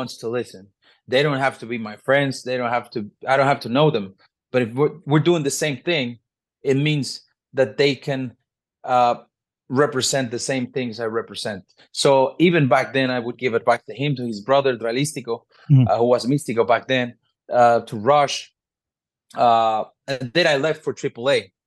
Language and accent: English; Mexico City, Mexico; born and raised in Mexico City